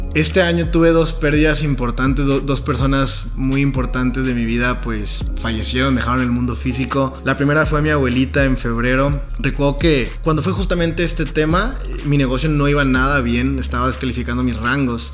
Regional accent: Montemorelos, Nuevo León, Mexico; now in San Pedro Garza García, Mexico; Nací en una ciudad que está cerca de Monterrey, como a una hora más o menos, que se llama Montemorelos, Nuevo León, es como un poblado

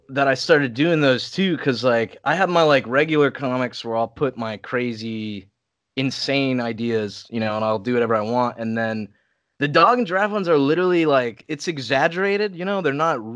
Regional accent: Saudi Arabia; now in California, United States; I I grew up in Saudi Arabia but I'm American.

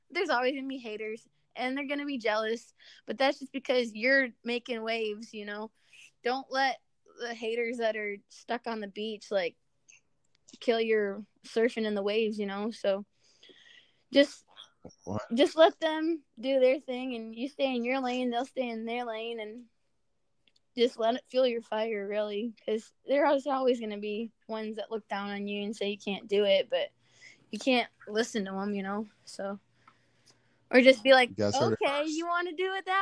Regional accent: an hour north of Grand Rapids, Michigan, United States; moved away as an adult; also born or lived in Amarillo, Texas; now in Lubbock, United States; I'm actually originally from Michigan, but I moved down here to go to school in Amarillo

